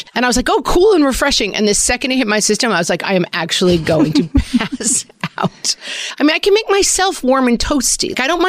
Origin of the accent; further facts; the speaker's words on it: Ireland; I am an Irish bog person. I need to be cool and damp at all times.